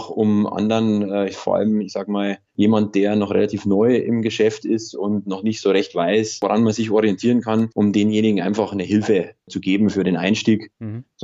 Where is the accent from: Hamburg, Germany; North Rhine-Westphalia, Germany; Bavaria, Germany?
Bavaria, Germany; ich komme aus Oberbayern, aus der Nähe von Ingolstadt.